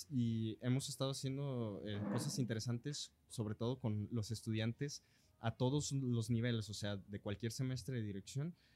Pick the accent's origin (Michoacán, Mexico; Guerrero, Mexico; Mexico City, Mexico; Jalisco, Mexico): Jalisco, Mexico; Los Altos de; yo también soy